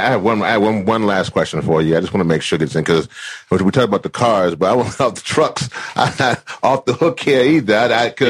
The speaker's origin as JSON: {"language": "English", "region": "the South", "country": "United States", "said": "I'm from the South, y'all."}